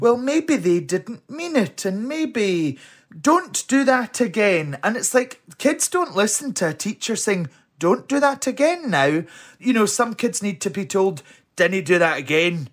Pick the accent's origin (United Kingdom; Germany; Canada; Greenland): United Kingdom; Helensburgh, Scotland; also born or lived in Alexandria, Scotland; I was brought up in Helensburgh. Well, I was born in Alexandria, but parents lived in Helensburgh